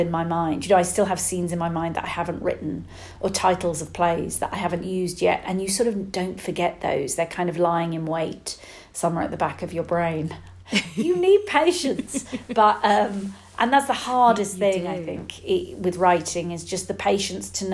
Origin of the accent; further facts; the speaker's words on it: United Kingdom; being British